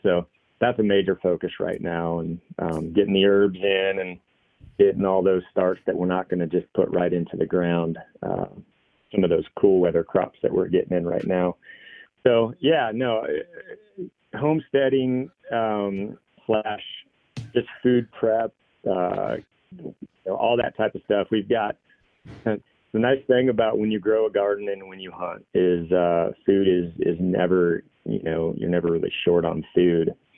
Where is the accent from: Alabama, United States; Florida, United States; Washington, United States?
Washington, United States; moved away as an adult; also born or lived in Montana; now in Three Forks, Montana, United States; originally I'm from Washington State